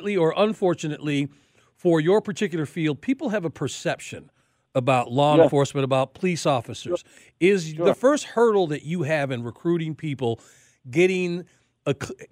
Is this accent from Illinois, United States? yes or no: yes; Chicago, Illinois, United States; I'm from Chicago.